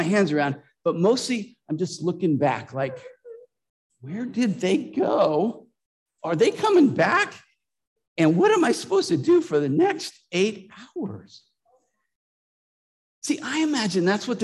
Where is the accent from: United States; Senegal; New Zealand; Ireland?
United States; Lodi, California; moved away; I grew up in Lodi, Central Valley of California